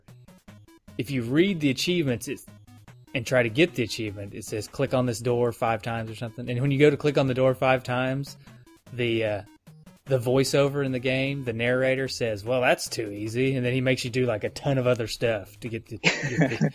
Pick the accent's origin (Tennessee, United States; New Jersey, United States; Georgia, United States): Tennessee, United States; accent: country; I'm from Tennessee